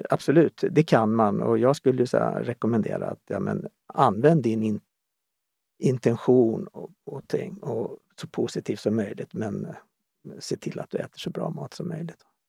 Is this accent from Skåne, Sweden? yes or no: no; Stockholm, Stockholm County, Sweden; moved away as an adult; also born or lived in Omberg, Östergötland / Kallhäll; Jag är född och uppvuxen i Stockholm